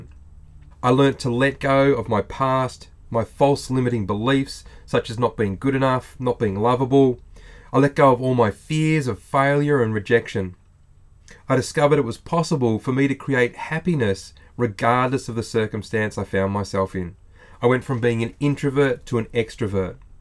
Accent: Australia

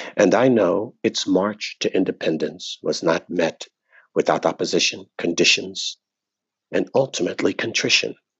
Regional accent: United States; I was born in America. I was born American

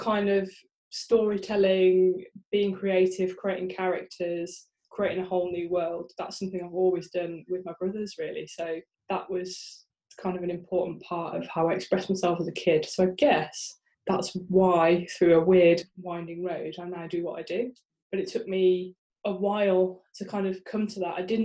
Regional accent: Birmingham, West Midlands, United Kingdom; now in Sheffield, United Kingdom; I live in Sheffield now. But I was born and raised in Birmingham. So to all my Brummie brethren out there, rock on

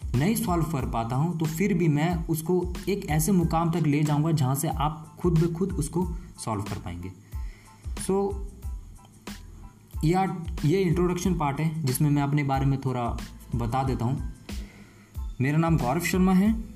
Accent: West Bengal, India; मैं basically waste Bengal से हूँ

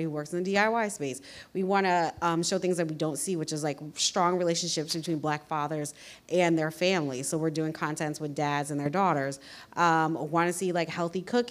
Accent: East Coast, United States; I grew up on the East Coast

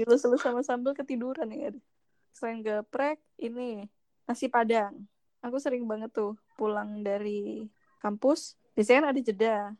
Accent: East Java, Indonesia; also born or lived in Yogyakarta; now in Jakarta, Indonesia; Sebagai orang Jawa Timur

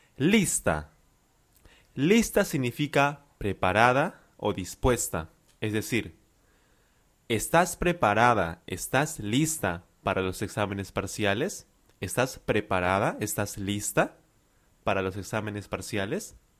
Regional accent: Lima, Peru; I am from Lima, Peru.

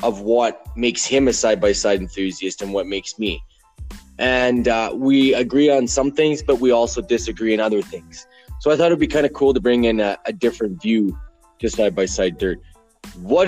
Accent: Alberta, Canada; I'm from Alberta, Canada.

